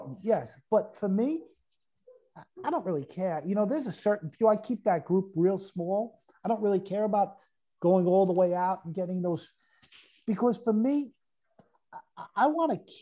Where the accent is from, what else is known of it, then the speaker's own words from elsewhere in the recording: New York City, New York, United States; I'm coming from New York. I'm not coming from, like, upstate. I'm coming from the city. I'm coming from Brooklyn.